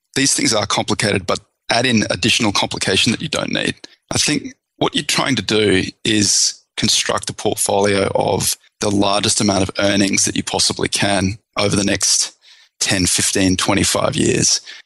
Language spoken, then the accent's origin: English; Australia; now in United States; I'm Australian originally